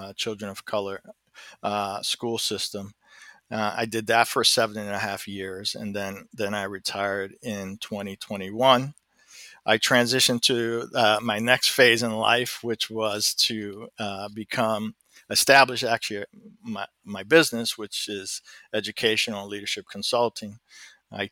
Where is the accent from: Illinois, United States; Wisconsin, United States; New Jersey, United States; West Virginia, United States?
New Jersey, United States; Elizabeth; my career largely started back in my hometown in Elizabeth.